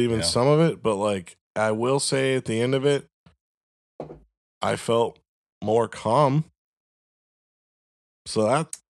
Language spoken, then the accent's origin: English; Florida, United States; I thought the same thing when I moved there from fucking Florida.